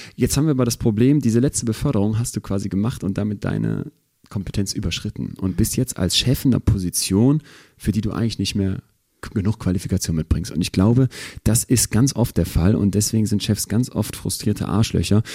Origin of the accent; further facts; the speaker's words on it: Germany; bei uns in Deutschland